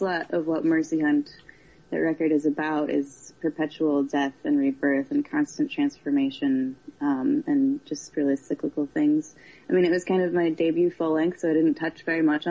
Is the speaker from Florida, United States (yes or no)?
yes; Florida, United States; now in Milwaukee, United States; I was born in Florida